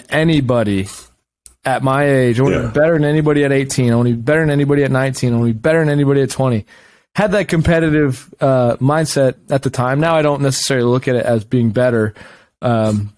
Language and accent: English; Round Rock, Texas, United States; also born or lived in Cleveland, Ohio; I was born in Cleveland, but I moved here when I was 2 years old to Round Rock, Texas.